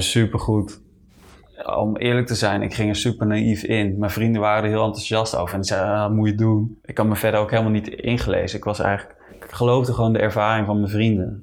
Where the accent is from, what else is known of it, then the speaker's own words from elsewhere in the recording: Netherlands; moved away as an adult; ik ga eind april ga ik terug naar Nederland. Ja, ik mis mijn familie gewoon